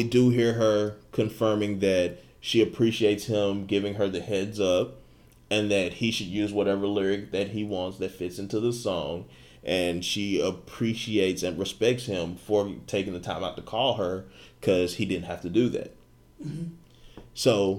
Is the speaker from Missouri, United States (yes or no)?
no; Hollywood, California, United States; born there; I was born in Hollywood.